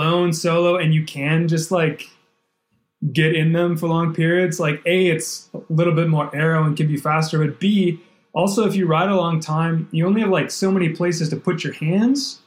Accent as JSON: {"language": "English", "region": "Wisconsin", "country": "United States", "tie": "born or raised there", "said": "growing up in Wisconsin, it was, we have such a reputation as Wisconsinites"}